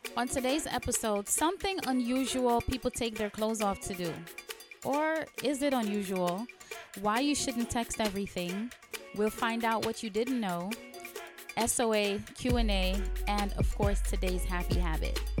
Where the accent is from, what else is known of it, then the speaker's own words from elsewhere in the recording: Guyana; now in New York, United States; I was born in Guyana, and I grew up in a very small village in the eighties